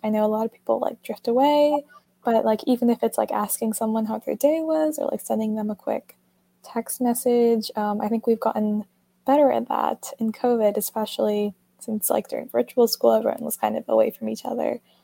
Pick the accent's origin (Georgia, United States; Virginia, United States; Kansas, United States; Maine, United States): Georgia, United States; Atlanta; I'm from Atlanta, Georgia.